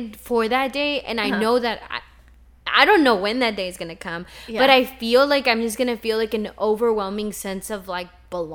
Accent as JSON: {"language": "English", "region": "Texas", "country": "United States", "tie": "born or raised there", "also_born_or_lived": "Mexico", "said": "my brother was born in a hospital in the hometown that I grew up in Texas"}